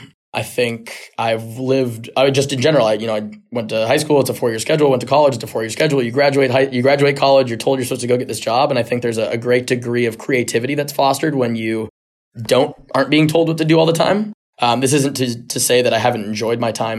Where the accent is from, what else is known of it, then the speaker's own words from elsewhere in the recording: San Diego, California, United States; I grew up in San Diego